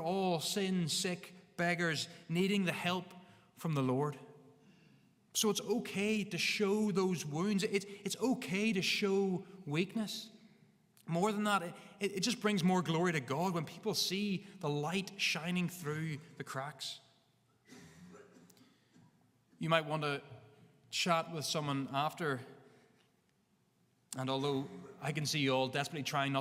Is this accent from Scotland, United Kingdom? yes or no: no; Northern Ireland, United Kingdom; We have a bit of stubbornness in us as Northern Irish people